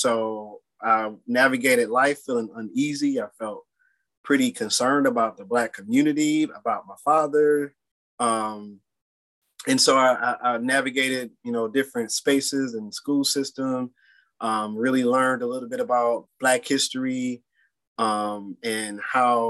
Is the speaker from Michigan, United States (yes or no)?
yes; Detroit, Michigan, United States; Born and raised in Detroit, went to Detroit public school systems, and really love my city